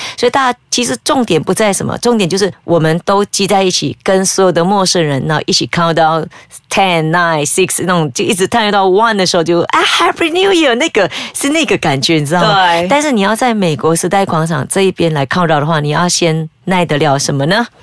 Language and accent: Chinese; Malaysia; 我们马来西亚人